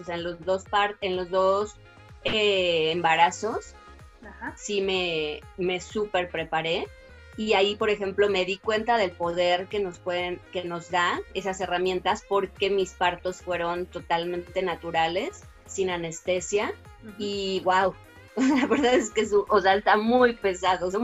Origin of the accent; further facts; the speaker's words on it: Guadalajara, Jalisco, Mexico; moved away; yo soy de Guadalajara